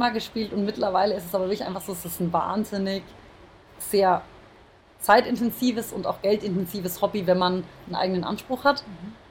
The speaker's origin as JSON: {"language": "German", "town": "Würzburg", "region": "Bavaria", "country": "Germany", "tie": "born or raised there", "also_born_or_lived": "Baden-Württemberg", "said": "Ich bin ähm, in der Nähe von Würzburg geboren, eigentlich in Baden-Württemberg und bin in Würzburg zur Schule gegangen und dann zum Abitur ähm, habe ich zum Studium sozusagen dann ähm, nach München gewechselt."}